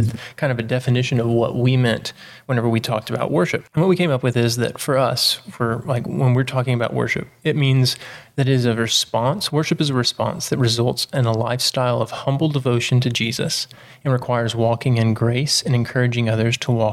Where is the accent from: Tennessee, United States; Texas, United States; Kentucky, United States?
Texas, United States; East; I grew up in East Texas